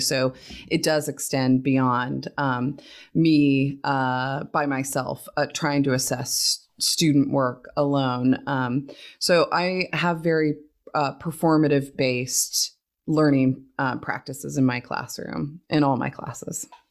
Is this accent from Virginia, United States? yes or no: no; Oregon, United States; now in Texas, United States; I grew up in Oregon